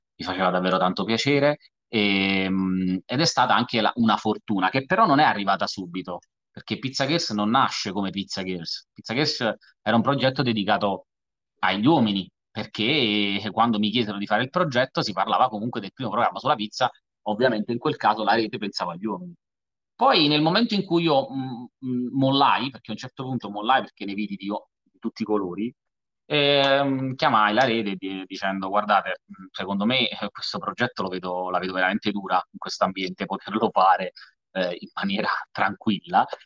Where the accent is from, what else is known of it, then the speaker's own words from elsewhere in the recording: Salerno, Campania, Italy; io sono salernitano